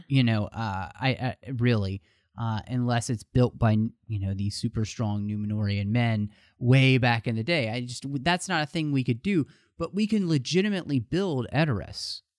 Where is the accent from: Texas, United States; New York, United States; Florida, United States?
Texas, United States; moved away; I am originally from Texas